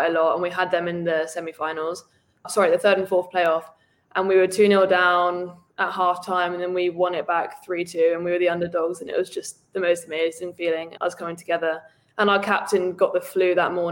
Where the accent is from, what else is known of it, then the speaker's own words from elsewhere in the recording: United Kingdom; moved away as an adult; now in United States; I'm from England. I grew up just outside of London